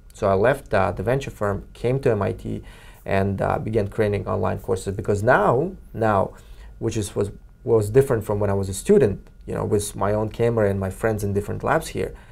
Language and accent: English; Kyrgyzstan; now in Cambridge, United States; Kyrgyzstan, my home country